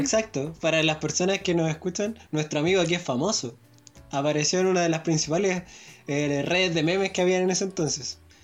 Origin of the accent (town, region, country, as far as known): Chile